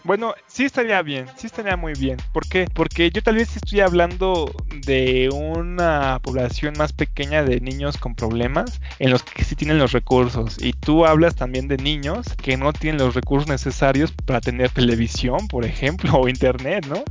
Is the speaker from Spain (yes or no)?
no; Mexico; a mí como mexicano